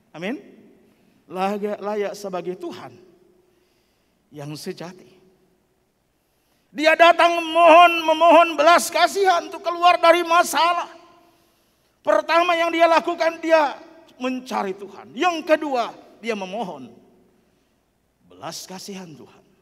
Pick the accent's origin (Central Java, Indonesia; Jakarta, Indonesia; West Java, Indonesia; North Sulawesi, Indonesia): North Sulawesi, Indonesia; Saya datang dari Minahasa ketika putra saya sakit.